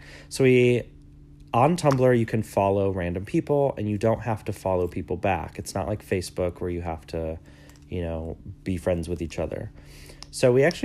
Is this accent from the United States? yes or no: yes; South Lyon, Michigan, United States; I'm from Michigan, and in the summers I used to work at, in the town that I grew up in, South Lyon